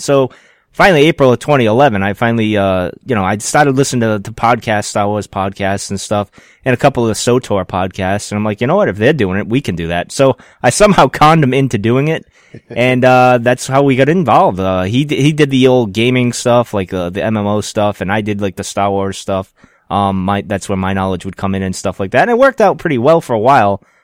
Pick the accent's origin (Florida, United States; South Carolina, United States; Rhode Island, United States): Rhode Island, United States; I'm from Rhode Island